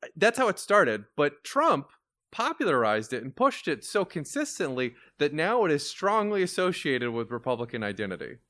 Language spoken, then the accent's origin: English; Florida, United States; I grew up in Florida, I'm thirty-two